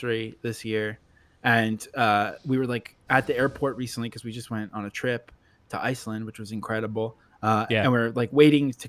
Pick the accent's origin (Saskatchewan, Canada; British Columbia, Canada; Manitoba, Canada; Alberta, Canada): British Columbia, Canada; Vancouver; I grew up in Vancouver